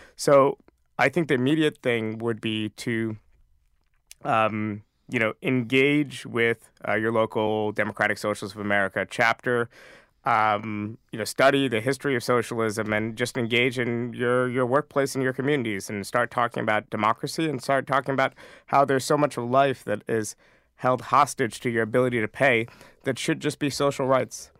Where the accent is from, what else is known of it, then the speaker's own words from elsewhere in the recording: New York, United States; I grew up in New York State